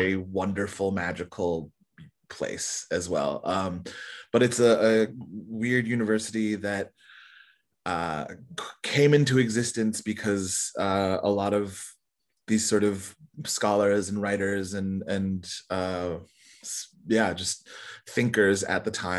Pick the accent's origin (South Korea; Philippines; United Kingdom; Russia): South Korea; born there; also born or lived in Canada; So I lived there for a short while when I was younger as well. {S2} Nice. {S1} Even though I was born in Korea.